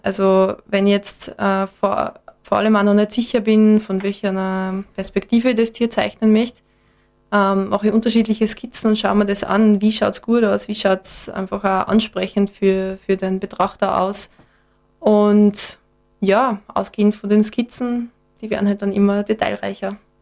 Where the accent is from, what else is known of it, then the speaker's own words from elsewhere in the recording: Enns, Upper Austria, Austria; moved away as an adult; now in Graz, Austria; bin ursprünglich aus Enns in Oberösterreich.